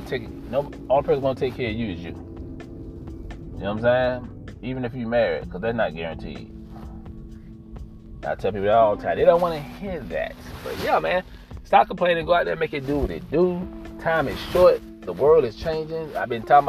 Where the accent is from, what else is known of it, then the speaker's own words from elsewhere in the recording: United States; as American citizens